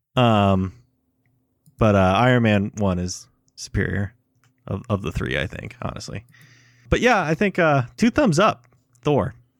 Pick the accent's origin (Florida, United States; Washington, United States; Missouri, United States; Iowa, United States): Iowa, United States; Waverly; my hometown of Waverly, Iowa